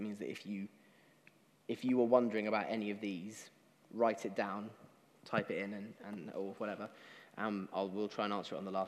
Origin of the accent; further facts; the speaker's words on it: United Kingdom; as British people